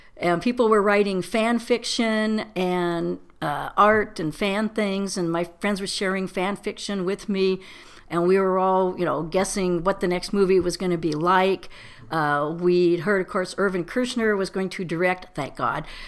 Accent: Torrance, California, United States; also born or lived in Fullerton, California; I was born in Fullerton, but mostly grew up in the Torrance Palos Verdes area

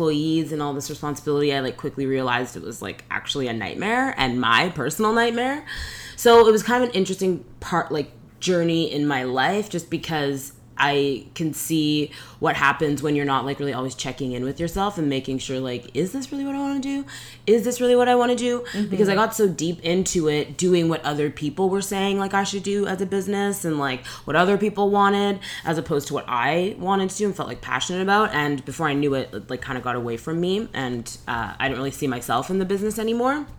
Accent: Edmonton, Alberta, Canada; I was born in Edmonton, Alberta, and I'm Caribbean. So my dad is from Barbados and my mom is from Trinidad.

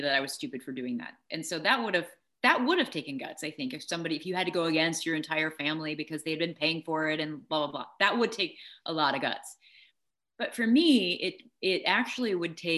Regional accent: Peoria, Illinois, United States; I grew up in Peoria, Illinois

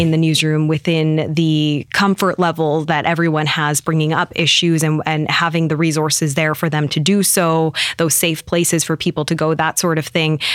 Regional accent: Penticton, British Columbia, Canada; Penticton, born and raised there.

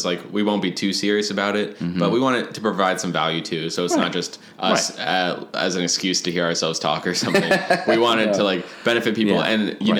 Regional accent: Midwest, United States; now in Cincinnati, United States; we're two guys from the Midwest in general.

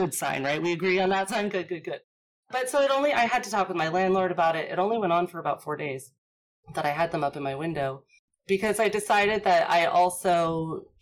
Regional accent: Washington, D.C. area, District of Columbia, United States; moved away; I grew up in the Washington, D.C. area.

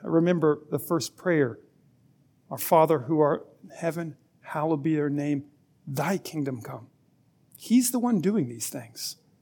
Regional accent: Alabama, United States; I was born in Alabama

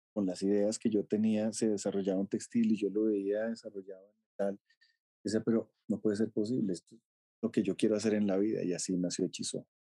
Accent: Colombia; moved away as an adult; also born or lived in France; podía estar en mi país

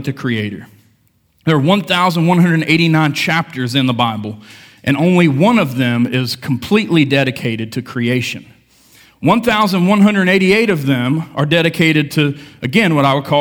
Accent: United States; I grew up in Lincoln County, small town

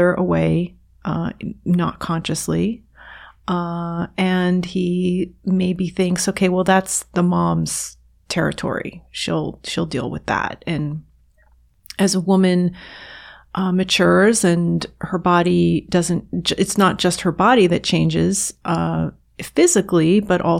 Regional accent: New York, United States; I grew up in right outside of New York City

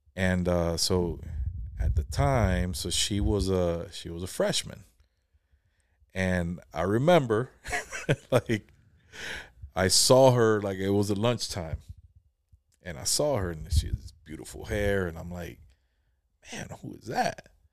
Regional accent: Jacksonville, Florida, United States; also born or lived in Palm Coast, Florida; my wife, you know, we're from Jacksonville

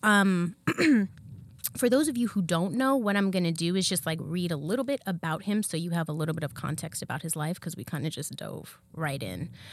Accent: California, United States; I'm born and raised in California. I'm a California girl

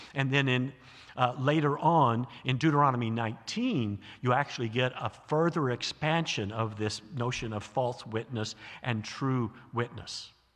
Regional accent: American South, United States; moved away; I grew up in the American South

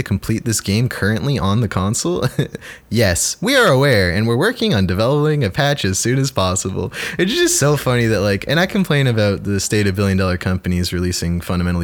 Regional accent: Canada; we're Canadian game devs

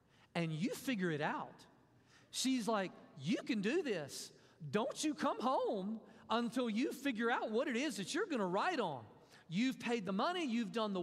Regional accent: Mississippi, United States; I'm from Mississippi

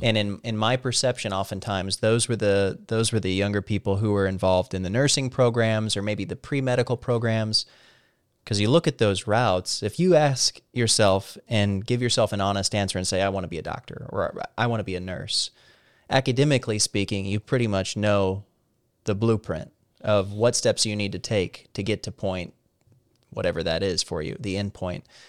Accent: Salem, Missouri, United States; moved away as an adult; also born or lived in Columbia, Missouri; now in Washington, D.C., United States; my hometown, small Southern Missouri little town, and, and where I'm at now in D C

